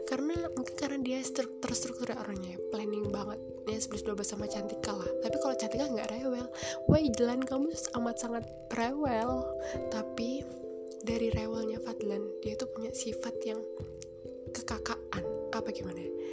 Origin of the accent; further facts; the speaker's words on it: Java, Indonesia; kalau aku Jawa mungkin mereka lebih ke arah Jakarta